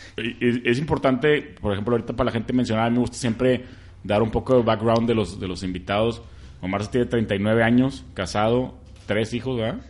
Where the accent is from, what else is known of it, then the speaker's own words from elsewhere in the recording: Monterrey, Nuevo León, Mexico; somos los regios